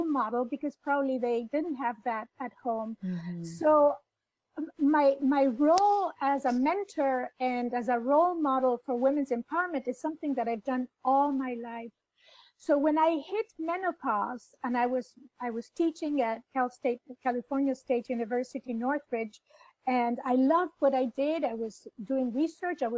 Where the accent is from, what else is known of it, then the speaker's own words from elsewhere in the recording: Buenos Aires, Argentina; I was born in Buenos Aires in Argentina